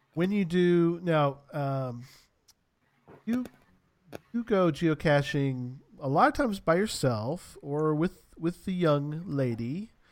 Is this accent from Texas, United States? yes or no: yes; San Antonio, Texas, United States; moved away; where I grew up was in San Antonio.